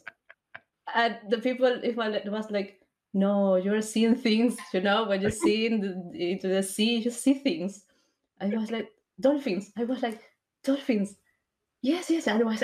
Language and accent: English; Peru; now in Argentina; I'm from Peru, but I lived here in Argentina for like more than 15 years, maybe more